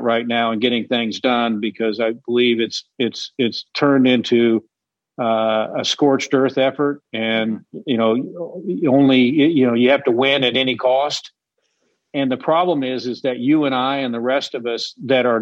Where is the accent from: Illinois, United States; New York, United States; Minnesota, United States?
Illinois, United States; now in Texas, United States; I grew up in Illinois, and I'm a Chicago fan of all sports